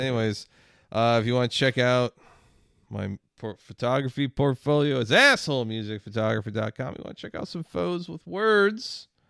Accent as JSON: {"language": "English", "region": "Midwest", "country": "United States", "said": "I'm from the Midwest."}